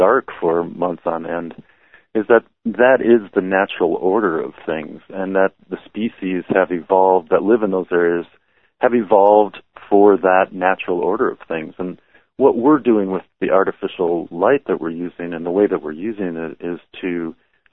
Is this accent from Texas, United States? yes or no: no; Minnesota, United States; as a child growing up in Minnesota